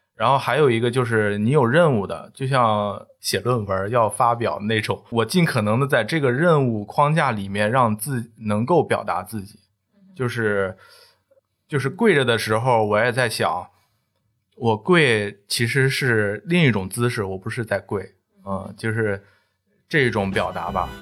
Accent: Shijiazhuang, Hebei, China; also born or lived in Wuhan; now in Jingdezhen, China; 我是河北石家庄人

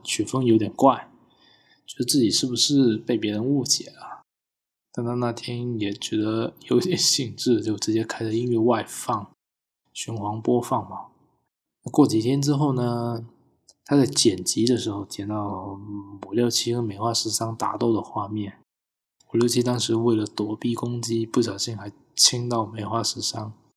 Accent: Guangdong, China; 我是潮汕人啊

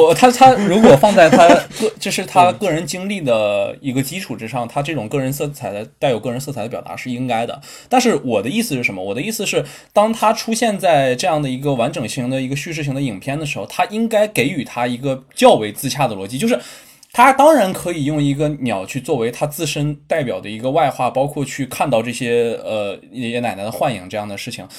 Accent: Northeast China, China; 我们都是东北的，我和老戴是东北的

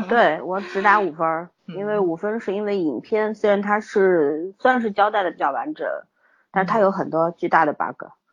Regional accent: China; 我们中国人特别压抑嘛

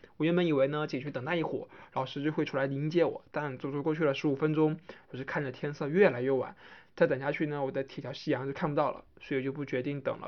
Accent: Hainan, China; 身为一个海南人

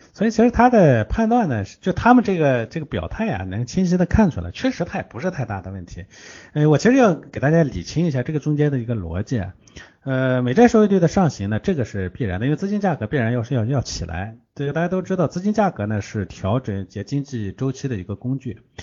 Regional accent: China; 我们中国人

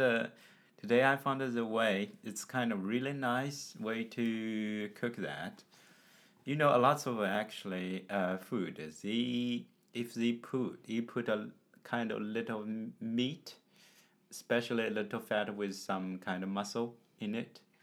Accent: China; from China.

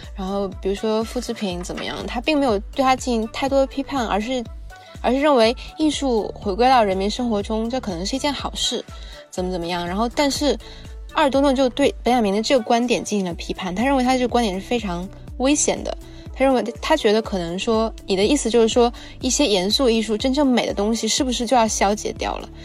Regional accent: China; 就我们中国人都讲要以墨写色嘛

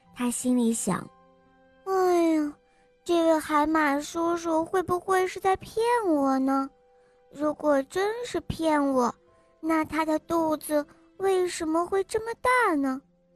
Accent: Taiyuan, Shanxi, China; 我今年四岁了，我来自菜市太原

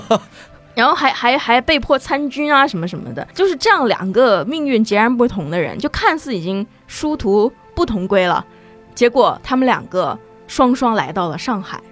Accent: Nanjing, Jiangsu, China; also born or lived in Shanghai; 我出生在南京

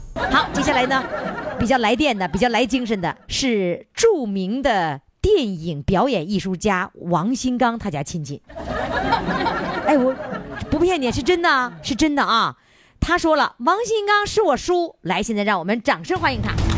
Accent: Heilongjiang, China; 跟我们黑龙江人说话一样嘛

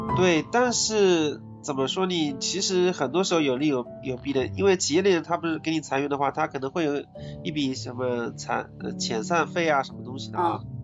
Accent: Ningbo, Zhejiang, China; 我是宁波的

